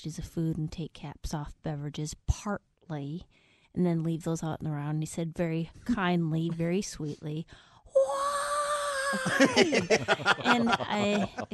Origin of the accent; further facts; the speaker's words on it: Minnesota, United States; now in Los Angeles, United States; I'm from Minnesota